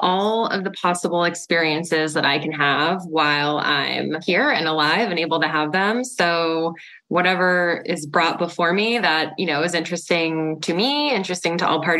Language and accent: English; East Coast, United States; also born or lived in New York / Florida; I'm from the East Coast originally, about 10 years in New York, 10 years in Florida. And now I've been here about over 10 years as well.